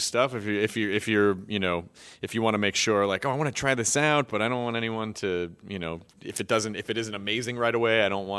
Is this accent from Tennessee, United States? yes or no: yes; Memphis, Tennessee, United States; I'm from Memphis, yeah. So I know